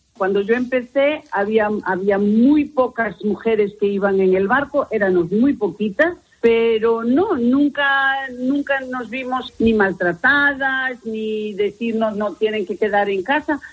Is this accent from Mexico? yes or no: no; United States; moved away as an adult; now in Muros, Spain; yo me crié en los Estados Unidos y estudié en los Estados Unidos, vine para aquí me casé